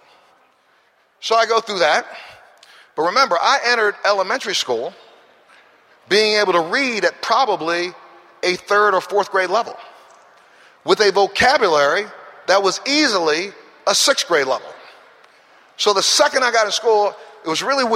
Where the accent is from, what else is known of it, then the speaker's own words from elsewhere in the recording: Baltimore, Maryland, United States; I'm that kid that came from the ghetto, the throwaway neighborhood that right now, if you look up Cherry Hill, is still considered Baltimore's worst ghetto.